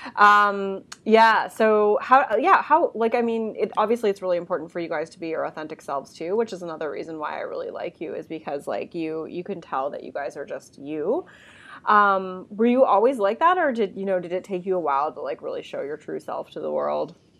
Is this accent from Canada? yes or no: yes; Canada; being Canadian